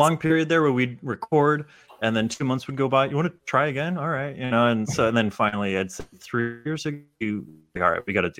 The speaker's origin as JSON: {"language": "English", "area": "Bay Area", "region": "California", "country": "United States", "tie": "born or raised there", "said": "We grew up together in the Bay Area."}